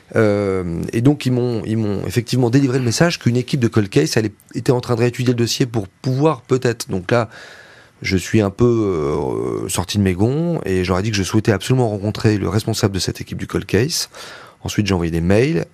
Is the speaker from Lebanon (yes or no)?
no; Lozère, Occitania, France; nous on est une famille de victimes, on vient de la Lozère